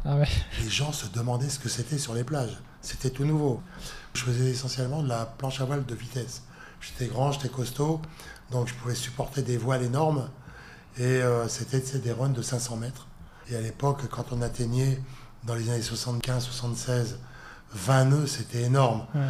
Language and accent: French; Lille, Hauts-de-France, France; je suis né à Lille, donc euh, je suis pas parisien, moi